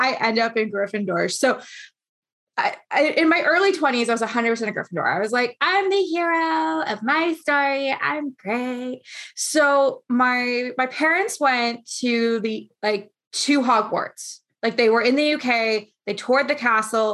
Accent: Canada

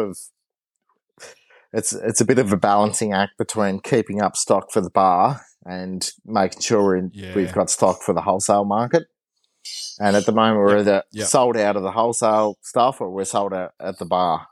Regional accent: Launceston, Tasmania, Australia; also born or lived in Hadspen, Tasmania / Hobart, Tasmania; I grew up in, I grew up in Prospect in Launceston, and then we moved out towards Hadspin when I was a teenager, and then I went down to Hobart to do uni

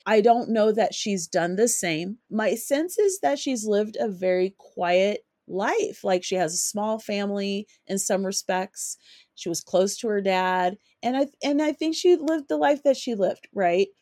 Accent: Colorado, United States; also born or lived in California; an African American who grew up in Colorado and was born in California. I was, I didn't grow up in California. I grew up in Colorado

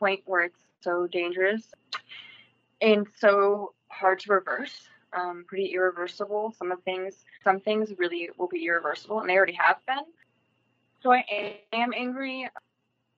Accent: United States; where I grew up in Laneville my whole life

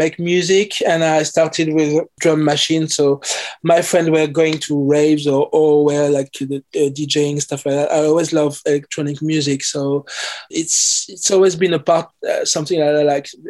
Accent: Paris, Île-de-France, France; English is a second language; moved away as an adult; also born or lived in London, United Kingdom; now in Oxford, United Kingdom; I'm French Caribbean. So I grew up in Paris. I was born in Paris.

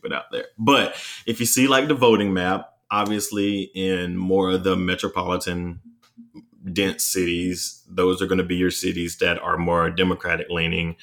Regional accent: North Carolina, United States; also born or lived in Charlotte, North Carolina; my hometown in North Carolina

